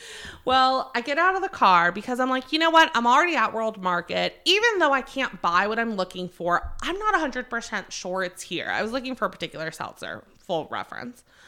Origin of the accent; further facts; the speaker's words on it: North Carolina, United States; also born or lived in Maryland; I was born in Maryland. I have spent my entire adult life, starting from, like, eleven year old, eleven years old to now in North Carolina.